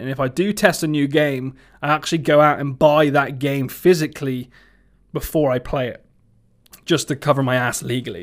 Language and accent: English; Somerset, South West England, United Kingdom; accent: Somerset; my Somerset accent